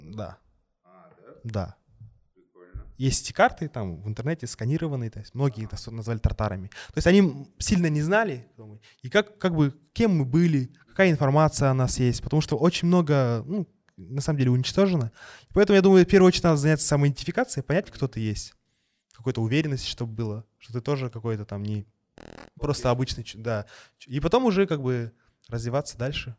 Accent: Kazakhstan; про казахов, про историю нашу

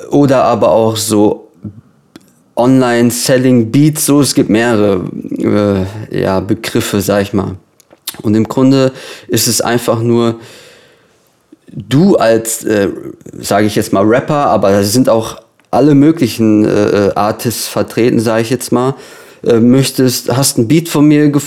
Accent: Lippstadt, North Rhine-Westphalia, Germany; Genau, also ich komme aus Lippstadt. Das ist so eine kleine Stadt äh, im Herzen von Ostwestfalen so, damit man sich das vorstellen kann. Das ist ungefähr so eine Stunde von Dortmund entfernt.

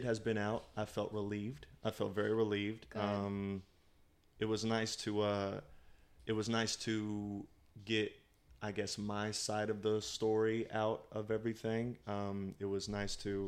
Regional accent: United States; moved away as an adult; also born or lived in St. Louis, Missouri; now in Los Angeles, United States; I was born in St. Louis, but I was raised in very small towns

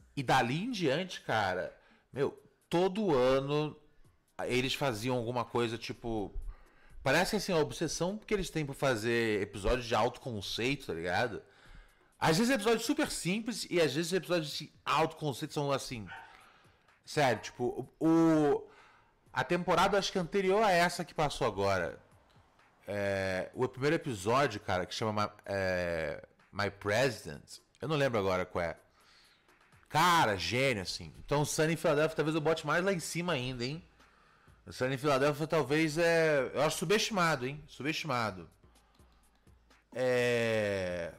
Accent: Brazil

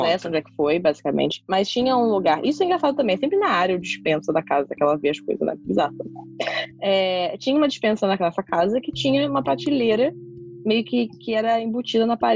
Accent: Niterói, Rio de Janeiro, Brazil; Eu nasci em Niterói, morei em Niterói, morei um ano na Irlanda e voltei pra Niterói. Então, Niterói é minha cidade.

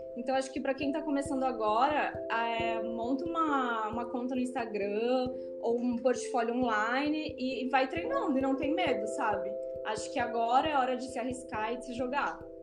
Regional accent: Brazil; Eu sou brasileira

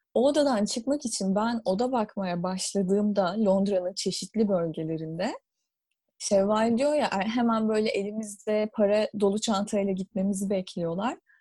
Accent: Istanbul, Turkey; moved away as an adult; now in London, United Kingdom; ikimiz de İstanbul'da doğup büyüdük ve İstanbul'da okuduk üniversiteyi.

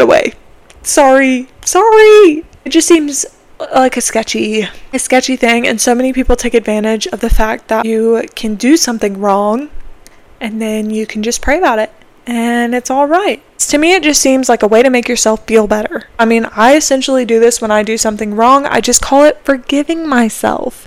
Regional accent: South Carolina, United States; I am from South Carolina

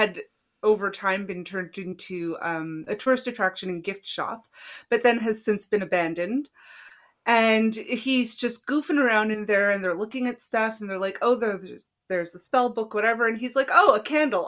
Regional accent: East Coast, Canada; we're from the East Coast

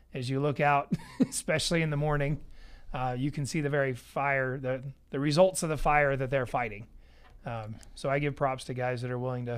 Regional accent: Idaho, United States; now in Cedar City, United States; do you have a lot of traffic here in Cedar City? I was from Idaho.

